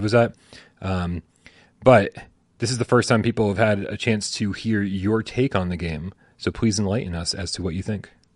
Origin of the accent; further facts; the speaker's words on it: New England, United States; I'm from New England.